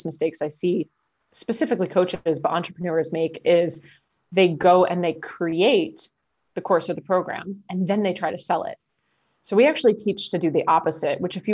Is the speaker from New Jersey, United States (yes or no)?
yes; New Jersey, United States; I'm from New Jersey.